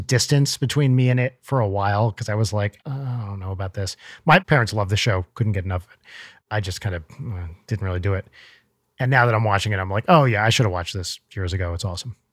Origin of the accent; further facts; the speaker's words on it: New Jersey, United States; moved away; I grew up in North Jersey